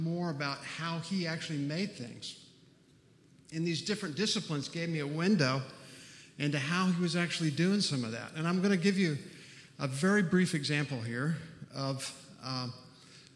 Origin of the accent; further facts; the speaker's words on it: Texas, United States; grew up in Texas on a farm